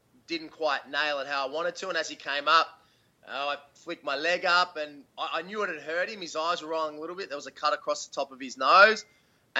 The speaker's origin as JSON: {"language": "English", "town": "Melbourne", "region": "Victoria", "country": "Australia", "tie": "born or raised there", "said": "Melbourne was massive because that's my hometown"}